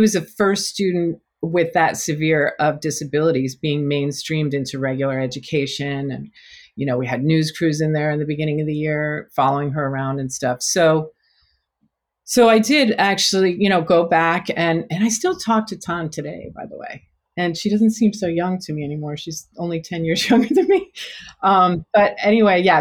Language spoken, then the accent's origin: English; New Jersey, United States; moved away; also born or lived in San Francisco Bay Area, California; I'm from New Jersey